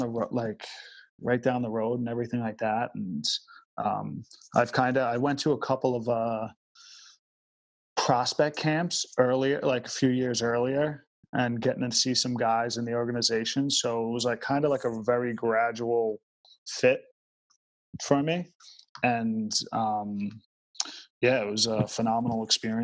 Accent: Long Beach, New York, United States; I'm from Long Beach

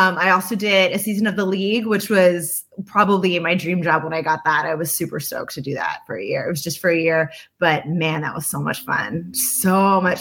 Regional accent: Arizona, United States; moved away as an adult; now in Los Angeles, United States; I'm from Arizona, so grew up there and did hair there for a couple of years

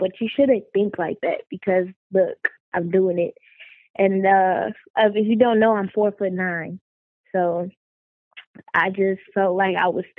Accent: Oklahoma, United States; also born or lived in Las Vegas, Nevada; I was born in Las Vegas, but raised in Oklahoma. So I have, you know, different sides of me. I have my Vegas side, my Oklahoma side, and I've moved many places in my life.

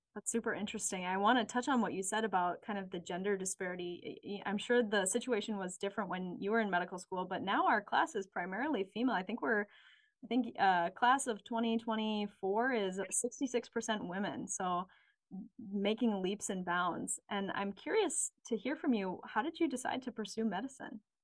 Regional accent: St. Paul, Minnesota, United States; I'm also local. I grew up in St. Paul

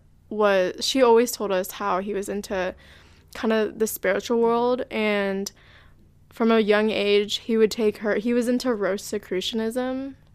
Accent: Irvine, California, United States; I am Brittany's sister, so born and raised in Irvine, and my mother is the same lady, so yeah. I'm half Filipino, and so our Lola is from the Philippines.

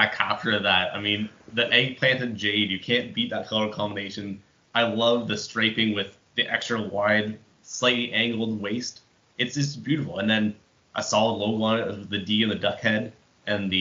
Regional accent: Canada; as a Canadian

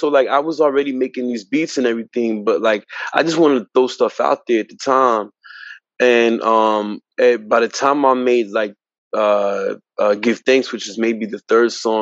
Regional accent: Elizabeth, New Jersey, United States; I'm originally from Elizabeth, New Jersey

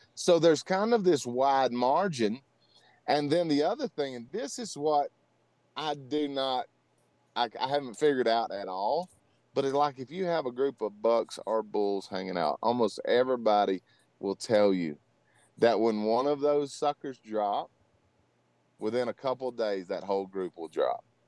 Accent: Louisiana, United States; moved away as an adult; now in Colorado, United States; I was born and raised in Louisiana, grew up hunting hogs and white-tailed deer

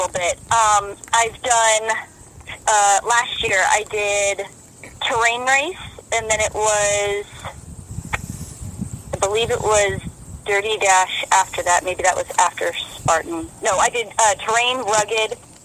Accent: Midwest, United States; moved away; I grew up in the Midwest and used to jump in my pool as soon as it thawed

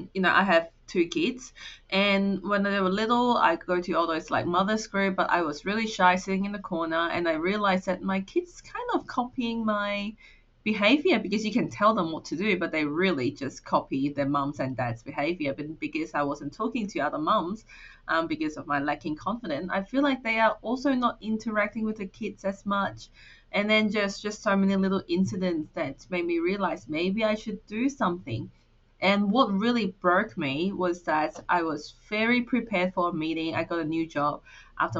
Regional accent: Hong Kong; English is a second language; moved away as an adult; now in Australia; I moved from Hong Kong to Australia to study

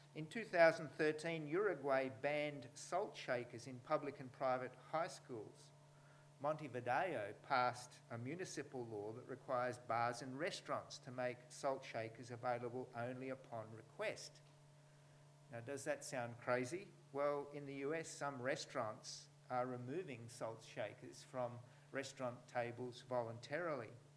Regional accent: New South Wales, Australia; in New South Wales, you know, my home state

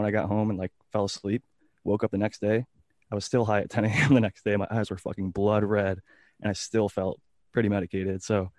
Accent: Ohio, United States; like drinks like Four Loko, which is made in my home state of Ohio.

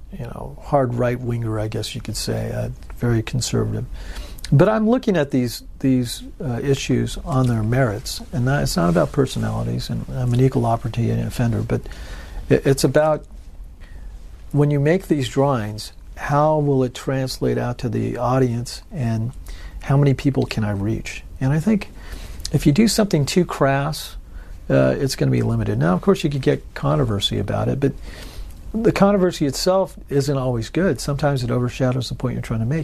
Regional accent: California, United States; moved away; also born or lived in Memphis, Tennessee; I'm from California

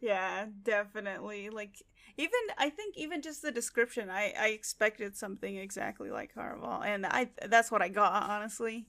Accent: United States; we're American

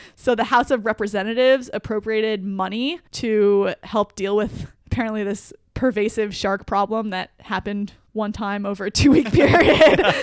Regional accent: New Jersey, United States; I grew up in New Jersey, actually right near the coast

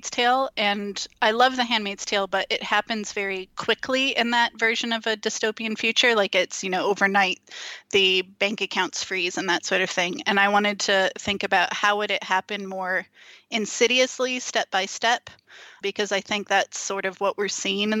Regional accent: East Bay, California, United States; moved away as an adult; now in Scotland, United Kingdom; I grew up in the East Bay area, so across the Bay Bridge from San Francisco

